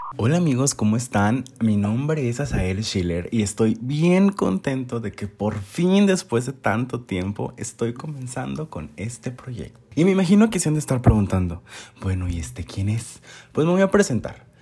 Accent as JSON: {"language": "Spanish", "town": "Monterrey", "region": "Nuevo León", "country": "Mexico", "said": "soy de Monterrey, Nuevo León"}